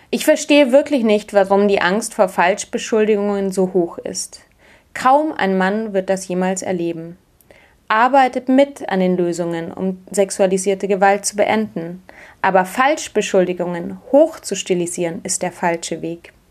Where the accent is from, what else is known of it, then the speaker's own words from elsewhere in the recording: Munich, Bavaria, Germany; Ich bin in München aufgewachsen